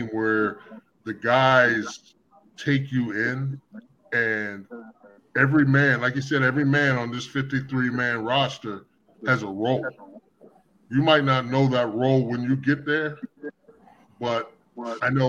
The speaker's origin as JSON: {"language": "English", "town": "Pittsburgh", "region": "Pennsylvania", "country": "United States", "tie": "born or raised there", "also_born_or_lived": "Chicago", "moved": "as an adult", "said": "I'm from Pittsburgh, and I'm still a Steelers fan"}